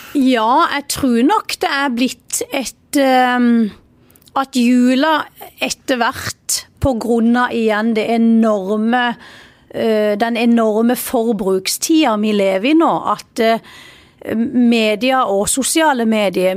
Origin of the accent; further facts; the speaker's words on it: Vennesla, Agder, Norway; jeg er stolt av, av Vennesla, og jeg er stolt av der jeg kommer fra, og stolt av dialekta